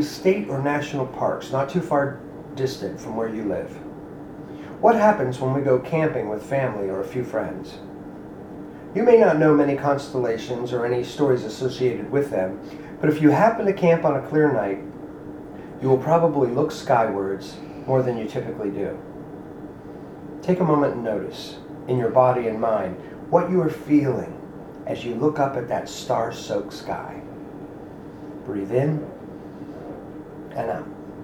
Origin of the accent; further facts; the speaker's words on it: Ohio, United States; my home state of Ohio